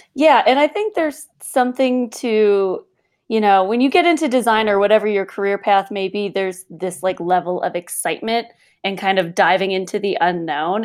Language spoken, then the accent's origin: English; just outside of Chicago, Illinois, United States; moved away as an adult; now in Colorado, United States; I'm originally from Illinois, just outside of Chicago